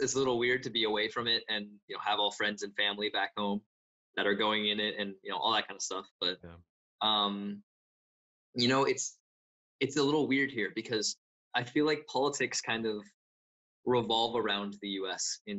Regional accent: United States; I come from America

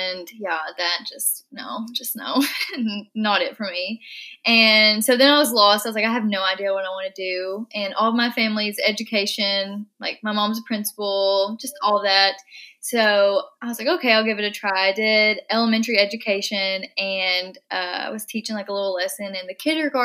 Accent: Eastern Kentucky, United States; also born or lived in Nashville, Tennessee; So I grew up in Eastern Kentucky, moved to Nashville, but now I'm back in Kentucky because COVID.

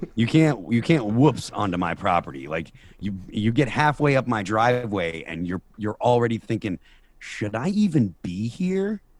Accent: Chicopee, Massachusetts, United States; moved away as an adult; now in New Hampshire, United States; Chicopee, the town that I, I grew up

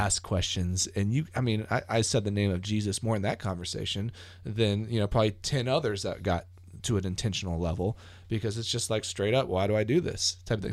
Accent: United States; I'm an American

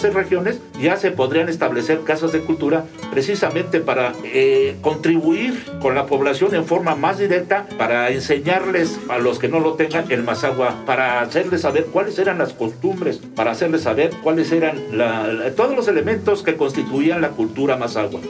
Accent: Ixtlahuaca, State of Mexico, Mexico; soy un islahuaquense eh, que, entre comillas, amo mucho a mi pueblo

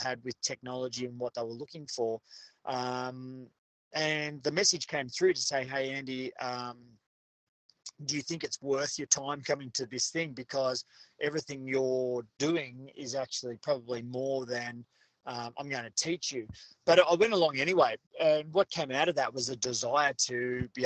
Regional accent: Australia; where we are now as Australian educators

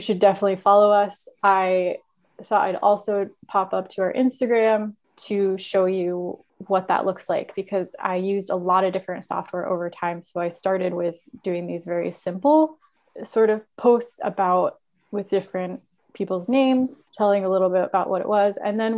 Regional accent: United States; You have just the accent. I'm too American.

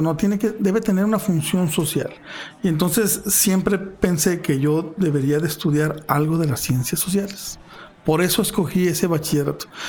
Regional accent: Fresnillo, Zacatecas, Mexico; yo nací en Fresnillo, viví en Fresnillo hasta los 20 años

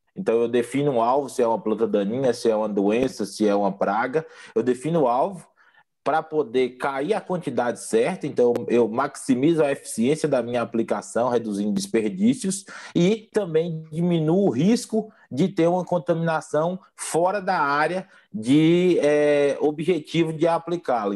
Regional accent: Bahia, Brazil; moved away; also born or lived in Mato Grosso do Sul / Goiás; sou baiano de nascimento

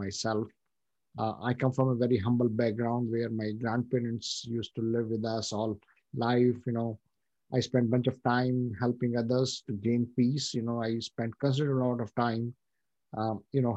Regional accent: India; moved away as an adult; now in United States; I come from India

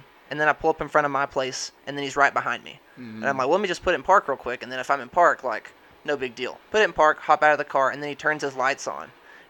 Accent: Mexico

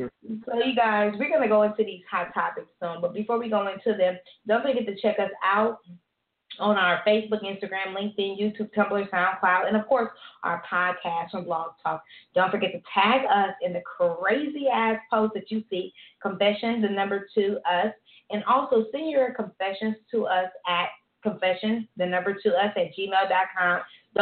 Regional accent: Philadelphia, Pennsylvania, United States; Growing up in Philly, I went to an all-black school. I was the quote-unquote white girl, the one that the boys didn't like.

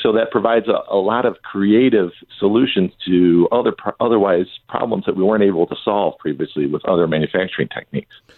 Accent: Southeast Michigan, United States; I grew up in Southeast Michigan

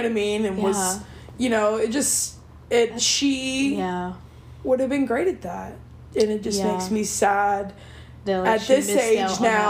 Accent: Blair, Oklahoma, United States; moved away; I grew up in Blair, Oklahoma, which is, like, right outside of Altus

